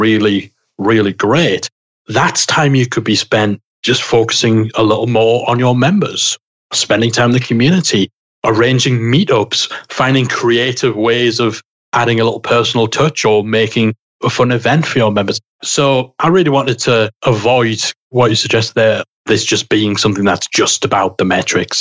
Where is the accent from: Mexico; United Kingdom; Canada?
United Kingdom; I'm British